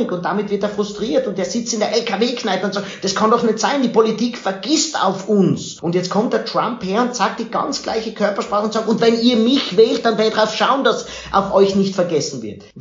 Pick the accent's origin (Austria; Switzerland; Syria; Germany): Austria; auch bei uns in Österreich. Es wäre wichtig, dass die großen Parteien in Österreich nicht nur die nach oben lassen